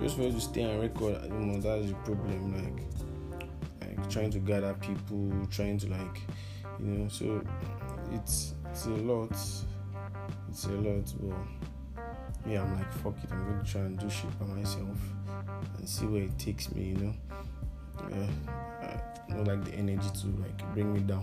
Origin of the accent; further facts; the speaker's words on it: Nigeria; I'm an African, I'm a Nigerian too